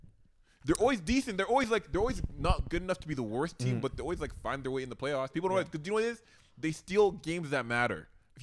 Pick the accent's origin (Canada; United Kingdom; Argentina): Canada; We're Canadian.